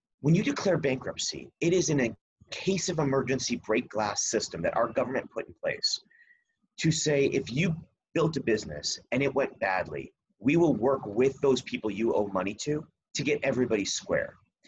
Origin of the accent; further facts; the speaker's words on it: East Coast, United States; I grew up on the East Coast, right? I don't know if everybody outside of the East Coast has known Donald Trump as long as we have.